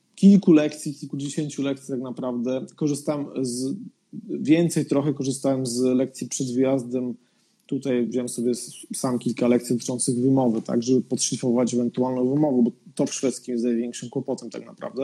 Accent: Podkarpacie, Subcarpathian Voivodeship, Poland; moved away as an adult; also born or lived in Warsaw, Poland; now in Sweden; ja nie jestem z Warszawy, jestem z Podkarpacia

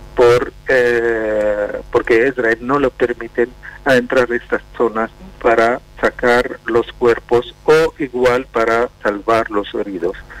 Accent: Palestine; moved away; Nosotros los palestinos

